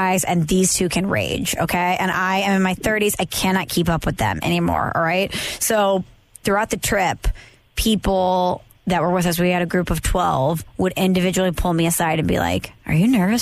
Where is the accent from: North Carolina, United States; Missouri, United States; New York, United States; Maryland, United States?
Missouri, United States; St. Louis; St. Louis